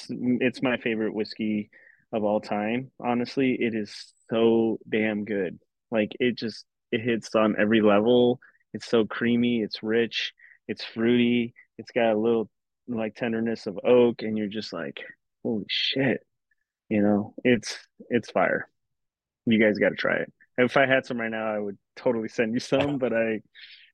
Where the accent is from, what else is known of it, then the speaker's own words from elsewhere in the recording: Arizona, United States; moved away; I'm from Arizona